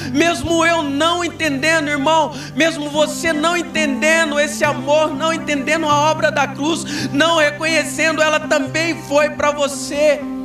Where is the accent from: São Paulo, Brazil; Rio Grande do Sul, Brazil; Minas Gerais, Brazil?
Minas Gerais, Brazil; moved away as an adult; now in Brodowski, Brazil; eu sou mineiro. Bem do interiorzão mesmo.